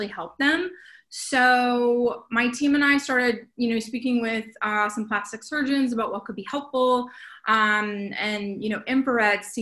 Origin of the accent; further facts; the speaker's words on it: Wilmington, North Carolina, United States; now in West Hollywood, United States; I'm originally from Wilmington, North Carolina. I live in West Hollywood